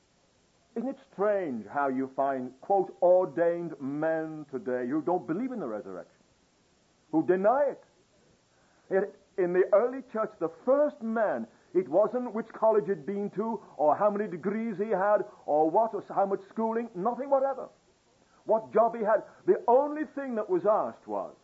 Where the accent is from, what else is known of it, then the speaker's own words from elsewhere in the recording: England, United Kingdom; I'm English